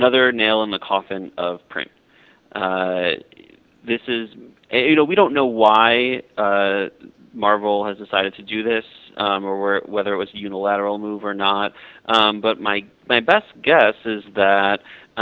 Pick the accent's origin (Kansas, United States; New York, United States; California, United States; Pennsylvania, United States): New York, United States; Buffalo; I grew up in Buffalo, New York, so I'm used to it